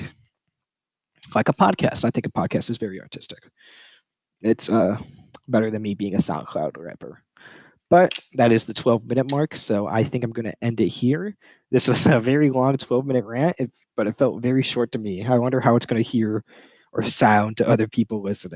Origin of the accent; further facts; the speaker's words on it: United States; I'm American. I live in a first world country.